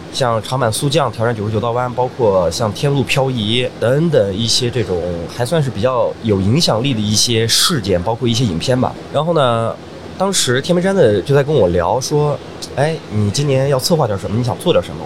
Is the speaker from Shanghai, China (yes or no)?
no; Xinjiang, China; moved away; 其实我从新疆走出来的时候